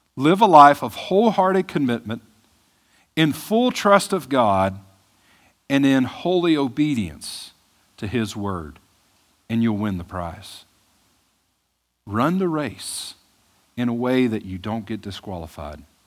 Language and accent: English; Mississippi, United States; moved away; I'm from Mississippi